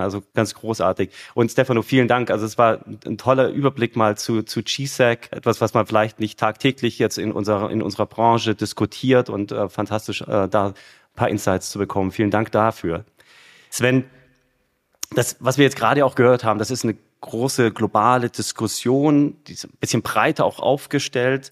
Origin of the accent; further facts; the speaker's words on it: Munich, Bavaria, Germany; ich bin ja ein Münchner, ja. Also in München geboren, wohne immer